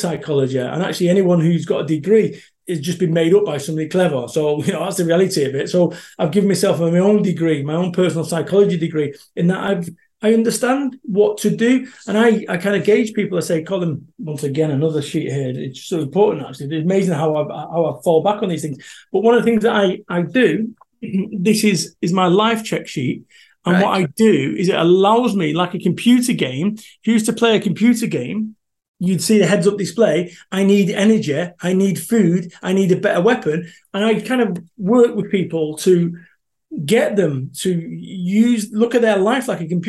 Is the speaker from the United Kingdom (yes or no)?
yes; Salford, North West England, United Kingdom; moved away; I am from Salford, Manchester